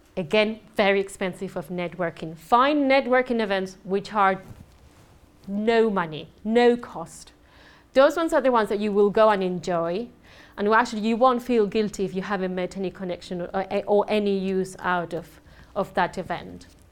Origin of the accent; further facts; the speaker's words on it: Andalusia, Spain; English is a second language; moved away; I'm um, Spanish. I do have an accent